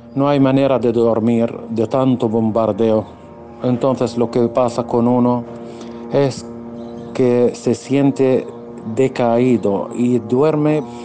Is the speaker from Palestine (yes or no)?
yes; Gaza, Gaza Strip, Palestine; soy ciudadano de la franja de Gaza y vivo en la ciudad Gaza misma